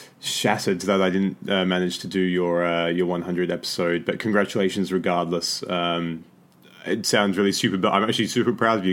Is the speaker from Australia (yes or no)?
yes; Australia; moved away; I'm originally from Australia